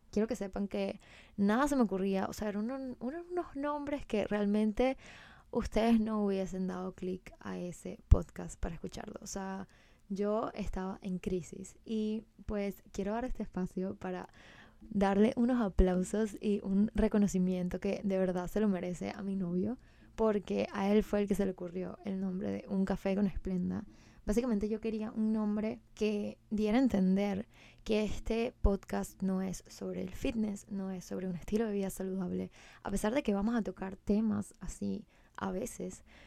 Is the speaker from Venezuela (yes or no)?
yes; Venezuela; moved away as an adult; now in Miami, United States; soy de Venezuela, eh, pues tengo 27 años, me mudé hace un año, wow, hace un año y creo que en dos meses a Miami.